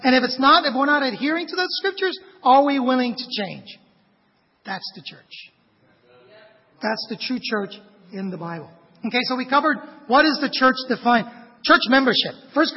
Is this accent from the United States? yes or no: no; Vietnam; moved away; I was a foreigner. I was an immigrant from Vietnam.